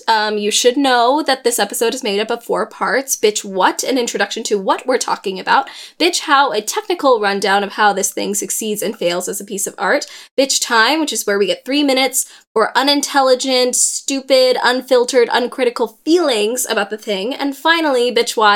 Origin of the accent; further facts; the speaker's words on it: San Diego, California, United States; we're from San Diego